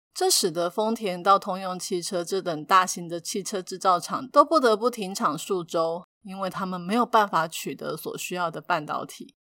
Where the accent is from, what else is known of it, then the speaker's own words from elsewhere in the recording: Taiwan; 但是我们台湾人却很紧张